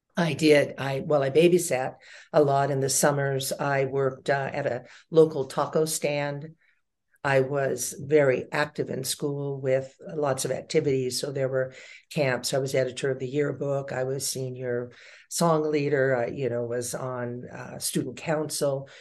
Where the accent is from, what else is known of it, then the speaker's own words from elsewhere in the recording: Lake Elsinore, California, United States; also born or lived in Long Beach, California; Long Beach, uh, California, and a very small community called Lake Elsinore, California